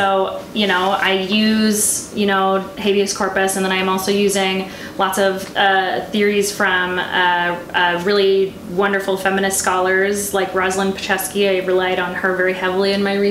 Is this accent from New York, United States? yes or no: no; California, United States; I'm from California